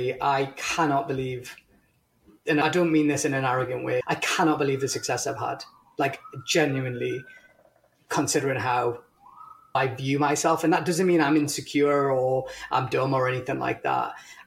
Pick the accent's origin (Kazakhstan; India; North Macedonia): India; You're going to laugh because I'm Indian